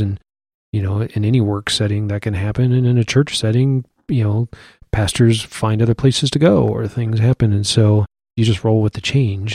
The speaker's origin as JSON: {"language": "English", "town": "Iowa City", "region": "Iowa", "country": "United States", "tie": "born or raised there", "also_born_or_lived": "Wichita", "moved": "as an adult", "said": "born and raised in Iowa City."}